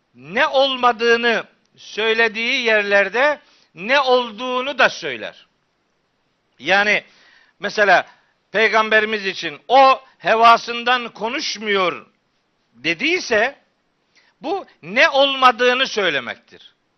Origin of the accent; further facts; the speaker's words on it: Çaykara, Trabzon, Turkey; moved away; also born or lived in Of; ben Çaykaralıyım